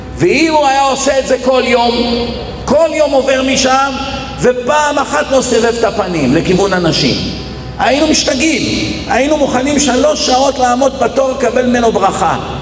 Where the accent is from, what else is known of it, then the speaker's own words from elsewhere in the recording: Israel; הייתי ילד במדינה שגדלנו פה